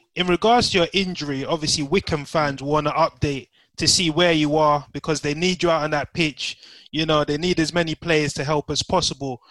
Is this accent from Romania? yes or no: no; Nigeria; we're all Nigerian here